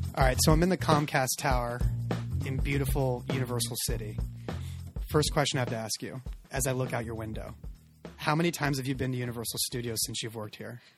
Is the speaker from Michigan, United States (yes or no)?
no; California, United States; I'm from California